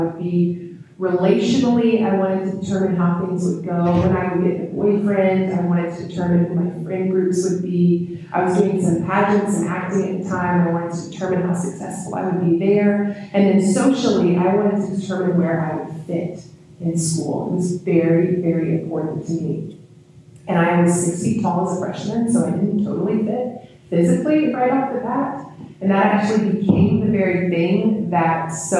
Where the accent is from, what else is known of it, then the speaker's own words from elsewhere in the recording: Georgia, United States; I'm from Georgia. It's the Bible Belt